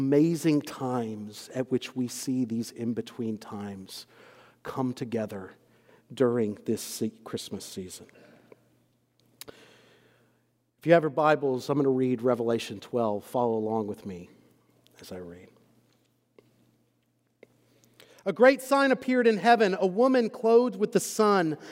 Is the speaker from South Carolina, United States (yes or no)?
no; Texas, United States; moved away as an adult; also born or lived in Scotland / Waco, Texas; now in Louisville, United States; I have grown up and born and raised in Texas up until about a year or so ago. And I am both from Texas and I am a Texan